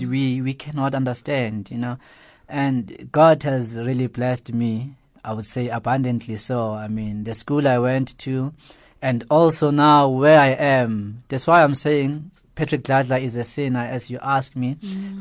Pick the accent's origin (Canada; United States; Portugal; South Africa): South Africa; Johannesburg, Gauteng; especially where I grew up in Alex